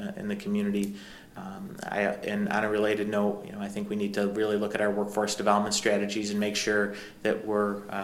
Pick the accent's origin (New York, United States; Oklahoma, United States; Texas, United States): New York, United States; Syracuse; It's my hometown.